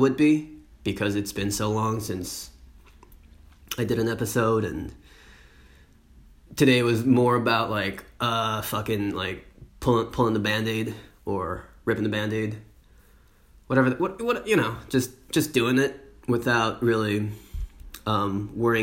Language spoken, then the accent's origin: English; United States; now in France; I, as an American, can go back to the US